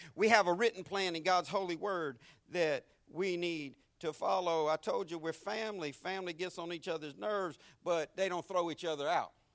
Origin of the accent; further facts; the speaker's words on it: Jacksonville, Florida, United States; accent: deep Southern; I'm from Florida.